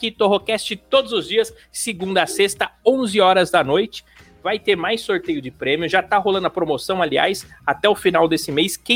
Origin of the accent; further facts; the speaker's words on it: Rio de Janeiro, Brazil; É, eu sou do Rio